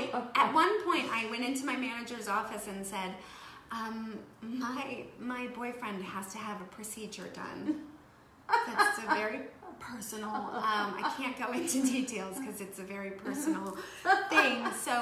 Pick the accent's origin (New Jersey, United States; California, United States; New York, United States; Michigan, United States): Michigan, United States; moved away as an adult; also born or lived in the Midwest; now in Los Angeles, United States; And I grew up in Michigan.